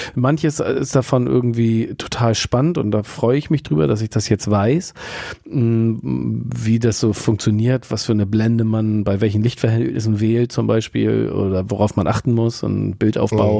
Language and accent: German; Hamburg, Germany; als äh, Hamburger Westler